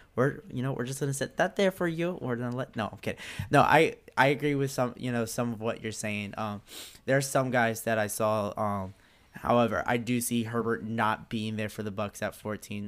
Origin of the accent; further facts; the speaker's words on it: North Carolina, United States; I'm from North Carolina